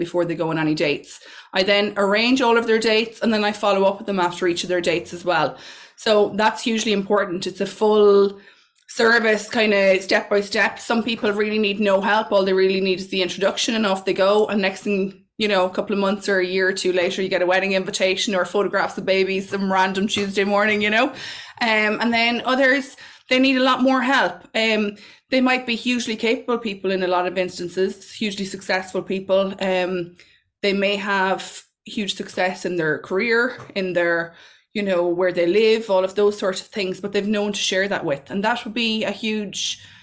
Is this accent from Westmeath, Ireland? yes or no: yes; Mullingar, Westmeath, Ireland; So I'm from Mullingar. I grew up in Mullingar.